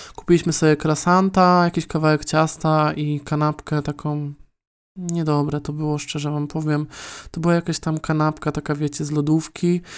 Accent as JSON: {"language": "Polish", "country": "Poland", "accent": "Polish", "lives_now": "Warsaw, Poland", "said": "polski akcent"}